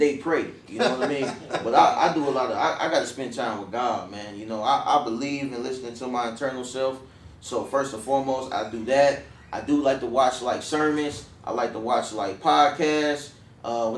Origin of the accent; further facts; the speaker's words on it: Dayton, Ohio, United States; moved away as an adult; I grew up, you know, I'm from Dayton, Ohio. I came down here for college when I turned 18, fresh 18.